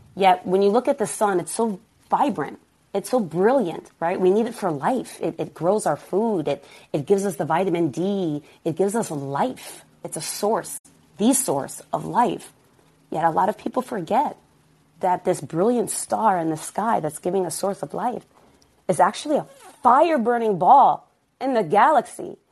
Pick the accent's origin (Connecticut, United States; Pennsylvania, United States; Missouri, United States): Connecticut, United States; Stamford; also born or lived in Berlin, Germany; The environment that I grew up in in Stamford, Connecticut, it wasn't as glorious and gentrified as it is now.